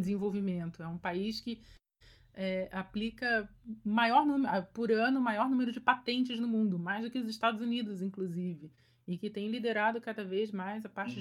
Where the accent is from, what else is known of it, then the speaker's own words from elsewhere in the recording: Brazil; moved away as an adult; now in China; Brasil, de onde eu sou